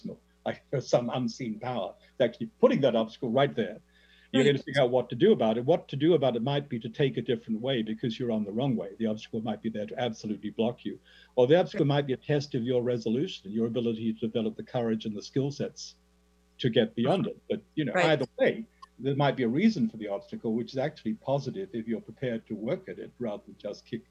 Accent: Australia; my native Australia

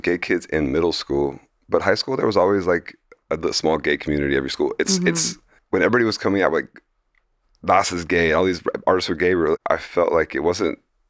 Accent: Fort Lauderdale, Florida, United States; It's just like growing up in Fort Lauderdale, I was like very druggy and like, it was very, I was like in a very like low middle class area

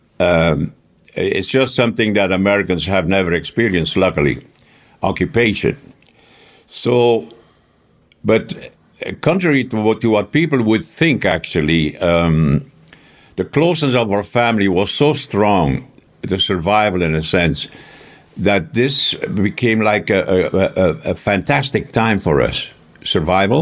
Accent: Flanders, Belgium; first language Flemish; English is a second language; moved away as an adult; I was born in Lohe, a little town about 40 kilometers from the seaside.

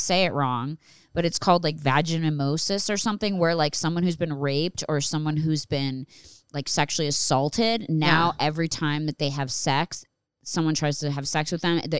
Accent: Philadelphia, Pennsylvania, United States; born or raised there

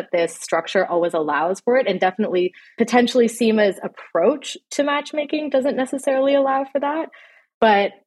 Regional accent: Canada; I grew up in Canada. I was born and raised here.

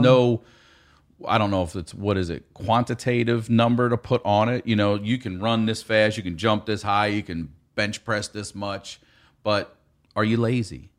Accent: Maryland, United States; if you're from Maryland around my age, um, in the eighties

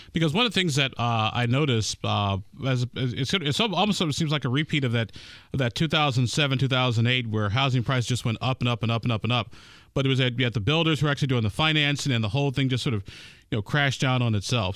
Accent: Chicago, Illinois, United States; now in Indiana, United States; my hometown of Chicago

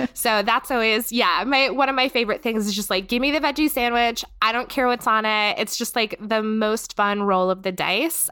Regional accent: North Carolina, United States; moved away as an adult; now in Pittsburgh, United States; I'm from North Carolina. We have a much higher Hispanic and Latinx population there

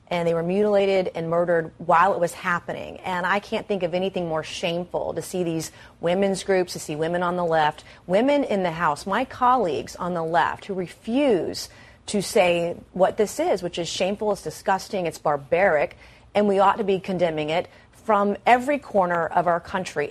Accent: South Carolina, United States; I'm from South Carolina

